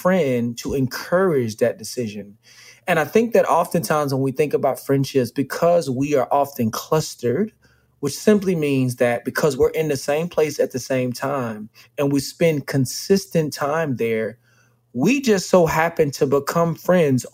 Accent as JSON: {"language": "English", "town": "Dallas", "region": "Texas", "country": "United States", "tie": "born or raised there", "said": "I'm from Dallas"}